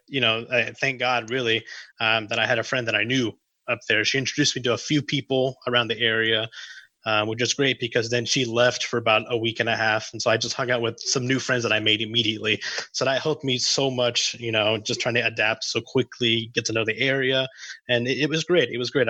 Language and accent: English; Hendersonville, Tennessee, United States; also born or lived in Oklahoma City; I am 24 years old. I was born and raised in Tennessee, specifically Hendersonville, about 30 minutes north of Nashville, not too far. It's a very nice little town there.